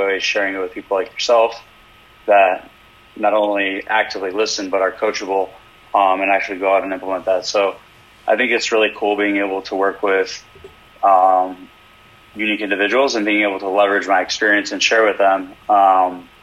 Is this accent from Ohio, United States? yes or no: yes; Cleveland, Ohio, United States; growing up in Cleveland